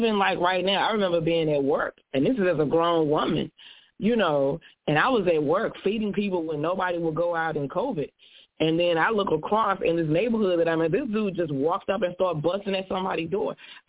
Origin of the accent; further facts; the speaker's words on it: Dallas, Texas, United States; I'm from Dallas. I grew up in Joplin, which is definitely over the track.